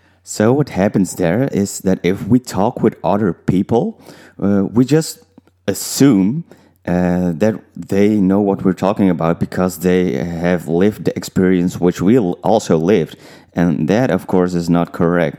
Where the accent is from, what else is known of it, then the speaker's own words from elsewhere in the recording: Netherlands; also born or lived in Suriname (parents); I was growing up in the Netherlands